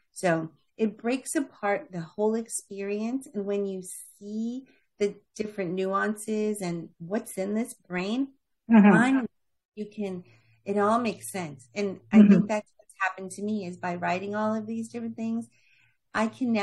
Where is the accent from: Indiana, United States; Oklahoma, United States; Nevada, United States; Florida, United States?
Florida, United States; also born or lived in New York; I was born in New York, raised in Florida